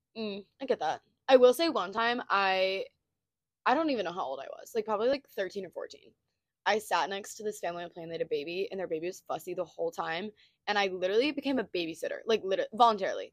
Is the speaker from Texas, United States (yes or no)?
yes; Texas Panhandle, United States; moved away as an adult; now in Stillwater, United States; we're both from the panhandle of Texas. Um, and we both moved to Oklahoma State. So we live in Stillwater now.